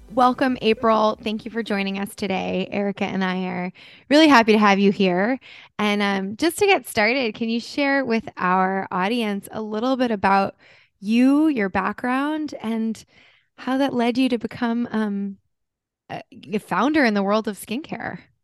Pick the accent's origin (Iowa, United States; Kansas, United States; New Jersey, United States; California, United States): New Jersey, United States; moved away; I'm from Jersey. We grew up